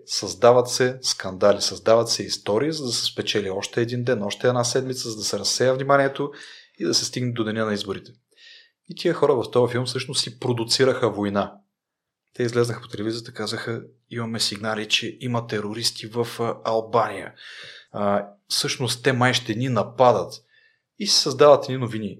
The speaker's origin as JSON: {"language": "Bulgarian", "region": "Rhodope Mountains", "country": "Bulgaria", "said": "съм от Родопите и съм си обикалял по Родопите"}